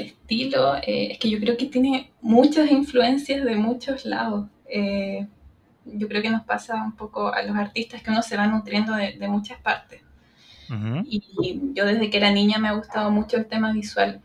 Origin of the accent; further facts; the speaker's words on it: Santiago, Santiago Metropolitan Region, Chile; yo estoy en mi ciudad natal, en Santiago de Chile